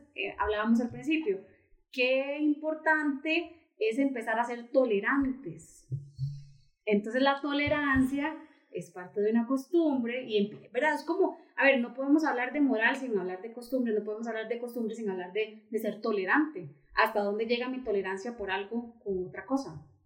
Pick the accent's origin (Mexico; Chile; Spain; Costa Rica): Costa Rica; así somos los ticos